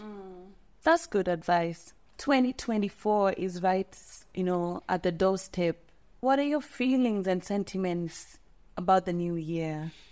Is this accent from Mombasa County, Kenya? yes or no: no; Molo, Nakuru County, Kenya; growing up in Molo, you really have to know basic Kikuyu words.